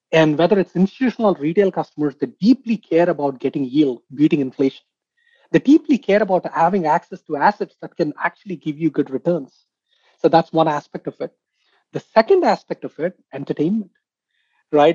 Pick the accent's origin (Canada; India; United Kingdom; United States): India; I come from India